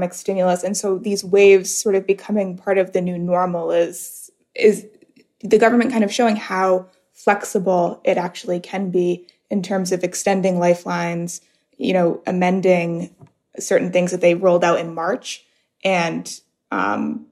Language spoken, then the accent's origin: English; United States; now in United Arab Emirates; I look back to my home country in the United States